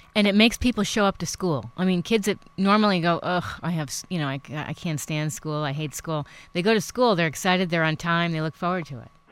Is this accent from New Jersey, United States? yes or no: no; New York City, New York, United States; I grew up in New York City